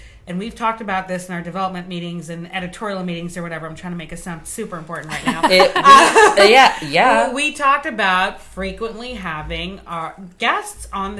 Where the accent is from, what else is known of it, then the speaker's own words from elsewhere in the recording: Trinidad & Tobago; moved away; I am from Trinidad, born of a man who was born... in Trinidad, three generations, his grandfather, his father, and him. And my mother is from South America, Guyana to be specific, and she also is third generation there.